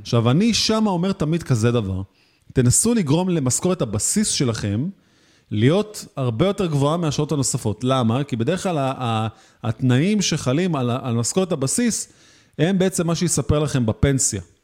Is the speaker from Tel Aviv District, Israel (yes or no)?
yes; Tel Aviv, Tel Aviv District, Israel; אני בתור תל אביבי